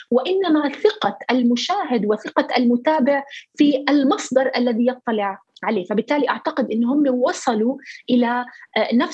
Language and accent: Arabic; Palestine; هذا النوع من الرسائل هي اللي نحن كفلسطينيين بحاجه لها